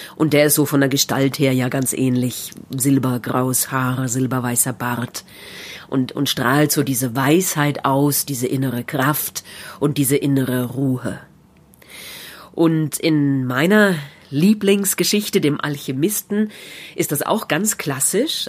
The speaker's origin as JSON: {"language": "German", "country": "Germany", "said": "Märchen aus meiner Heimat"}